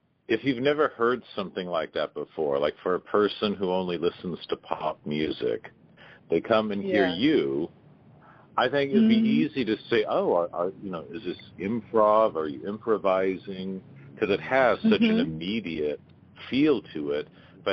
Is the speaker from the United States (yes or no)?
yes; Seattle, Washington, United States; I'm from Seattle